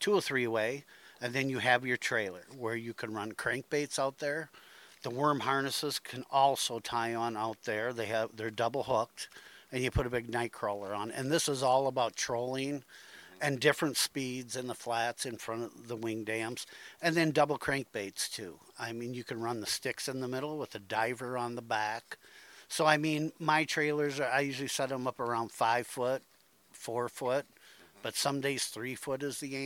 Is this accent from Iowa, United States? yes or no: yes; Dubuque, Iowa, United States; Dubuque Pool, which is my hometown pool